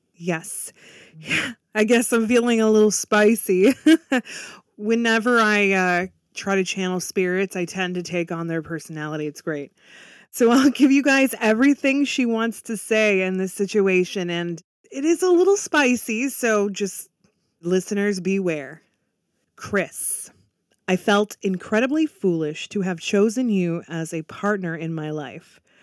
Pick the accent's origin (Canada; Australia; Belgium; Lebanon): Canada; I'm actually Canadian